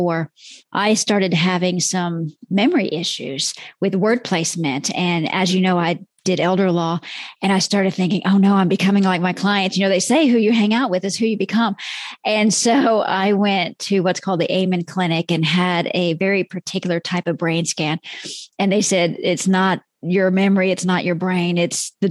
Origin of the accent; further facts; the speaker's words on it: Texas, United States; I'm from Texas